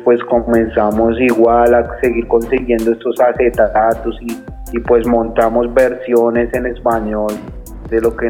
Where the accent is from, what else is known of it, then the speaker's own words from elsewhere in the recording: Bogotá, Colombia; Yo soy nacido en la ciudad de Bogotá y soy del barrio Las Cruces